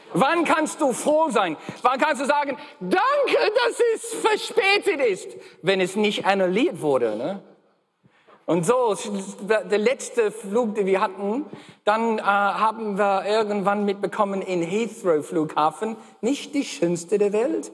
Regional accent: Australia; first language English; German is a second language; moved away; Ich bin gebürtiger Australier. Okay, bin in Australien geboren

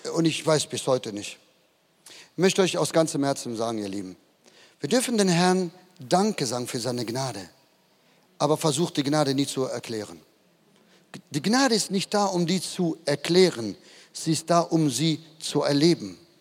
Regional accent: Duisburg, North Rhine-Westphalia, Germany; moved away as an adult; now in Madrid, Spain; Bin in, ein, in einer Siedlung aufgewachsen im Süden von Duisburg

